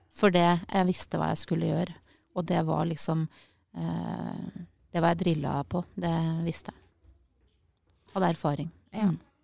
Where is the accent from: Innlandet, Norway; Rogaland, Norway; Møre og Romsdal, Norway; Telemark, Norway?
Innlandet, Norway; Øyer; moved away as an adult; also born or lived in Tromsø / Oslo; now in Sørumsand, Norway; Jeg er jo fra Øyer